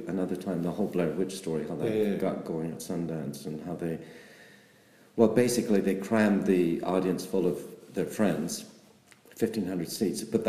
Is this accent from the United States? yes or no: no; Canada; moved away as an adult; now in London, United Kingdom; I am Canadian